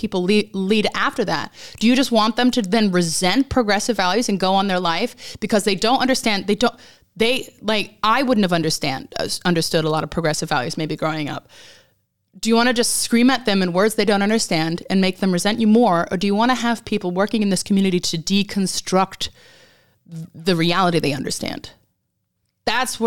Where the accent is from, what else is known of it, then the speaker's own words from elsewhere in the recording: Alaska, United States; moved away as an adult; now in England; I grew up in Alaska, very evangelical